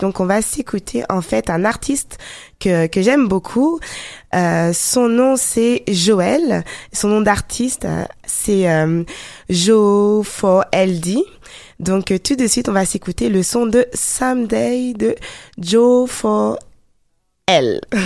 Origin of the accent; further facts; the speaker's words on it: France; moi je suis d'origine ghanéenne et togolaise, même si je suis née en France.